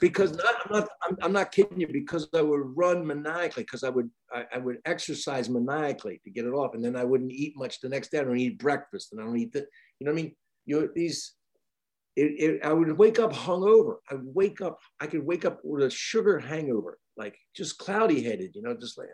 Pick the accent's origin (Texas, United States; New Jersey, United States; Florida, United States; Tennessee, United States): New Jersey, United States; across from Wilmington, Delaware; also born or lived in Pennsylvania / Van Nuys, Los Angeles; now in Asheville, United States; My hometown was a huge chemical factory, DuPont, and um, right across from Wilmington, Delaware.